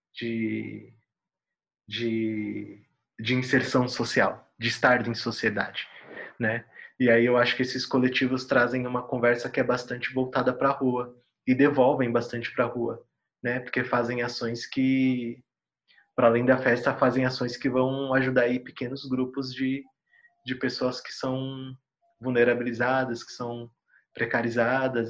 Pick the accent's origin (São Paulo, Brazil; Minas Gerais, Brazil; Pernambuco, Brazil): São Paulo, Brazil; em Itaquera, onde eu cresci, tinha bastante poperô quando eu era molequinho